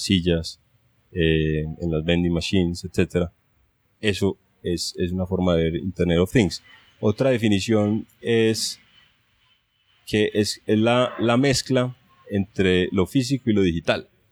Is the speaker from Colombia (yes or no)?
yes; Medellín, Antioquia, Colombia; also born or lived in Grenoble, France; colombiano, soy de Medellín